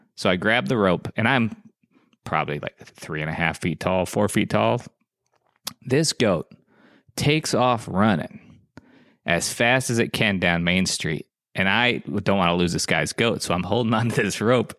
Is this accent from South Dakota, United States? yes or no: yes; South Dakota, United States; moved away; I grew up in South Dakota.